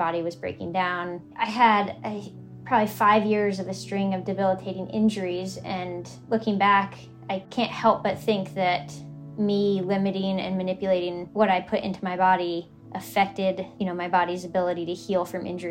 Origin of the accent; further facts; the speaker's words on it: Northern California, United States; where I grew up in Northern California